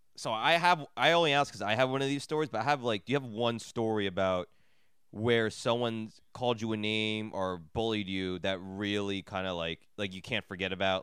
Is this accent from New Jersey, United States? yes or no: yes; New Jersey, United States; I grew up in Jersey, like, in the suburbs